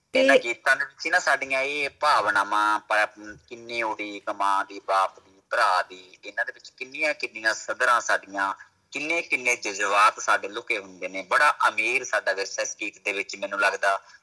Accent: Samaon, Punjab, India; ਮੈਂ ਜ਼ਿਲ੍ਹਾ ਮਾਨਸਾ ਪਿੰਡ ਸਮਾਉ ਮੇਰਾ ਜਿਹੜਾ ਪਿੰਡ ਸਮਾਉ

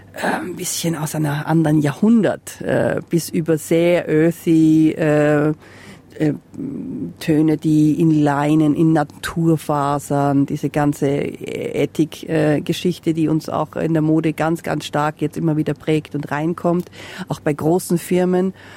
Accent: Salzburg, Austria; now in Castlemaine, Australia; in Österreich, wo ich herkomme, aus Salzburg

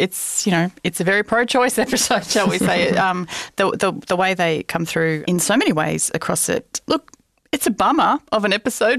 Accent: Australia; we know we're Australian

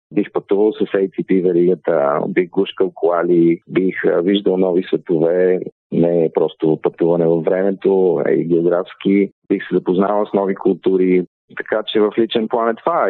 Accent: Bulgaria

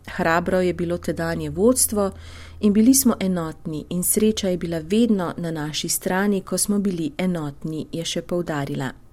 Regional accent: Slovenia; smo Slovenci

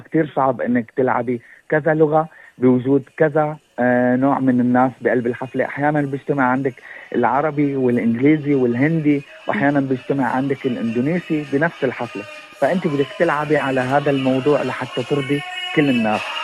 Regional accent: Syria; moved away as an adult; now in Brisbane, Australia; انا الاصل آه، من سوريا اجيت على استراليا تقريبا من 2016

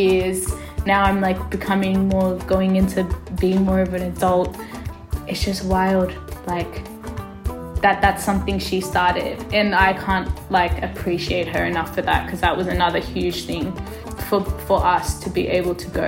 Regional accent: Australia; also born or lived in Ethiopia; I was adopted from Ethiopia to Australia when I was 2 years old.

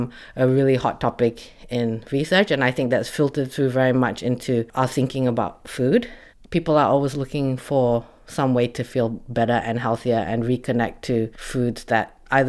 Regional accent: Malaysia; now in Melbourne, Australia; I grew up in Malaysia and I'm Chinese Malaysian

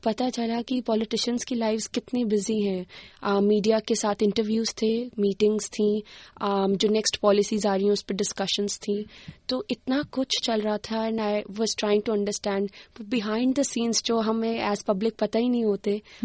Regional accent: Haryana, India; now in Canberra, Australia; मैं बचपन में मैं हरियाणा से आती हूँ इंडिया में

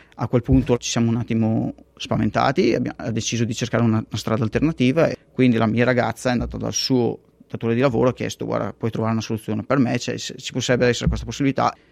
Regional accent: Castenedolo, Lombardy, Italy; moved away as an adult; now in Perth, Australia; andare via dal posto da dove io sono cresciuto

